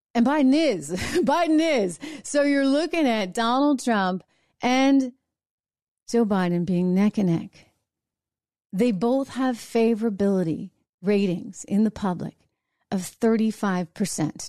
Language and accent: English; New Hampshire, United States; New Hampshire, my home state